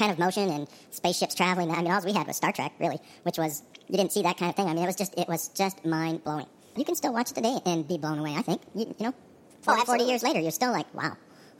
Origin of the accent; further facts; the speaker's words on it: Canada; now in Texas, United States; I'm originally from Canada, and that shit bothers me. That's why I'm in Texas, trying to get to Ecuador.